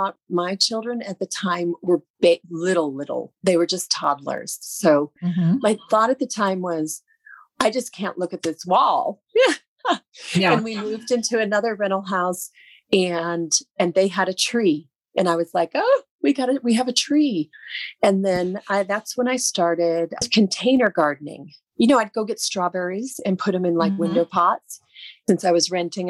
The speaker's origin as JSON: {"language": "English", "region": "Northern Ohio", "country": "United States", "tie": "born or raised there", "also_born_or_lived": "Georgia", "moved": "as an adult", "lives_now": "Las Vegas, United States", "said": "I'm born and raised in Northern Ohio, which is beautiful country and farmlands for miles and miles and miles."}